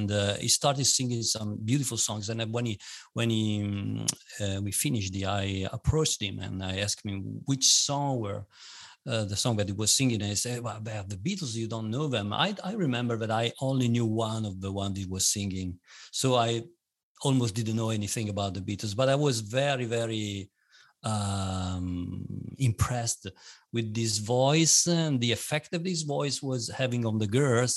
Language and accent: English; Bologna, Emilia-Romagna, Italy; I'm from Italy, Bologna, which is a town which is in the northern part of Italy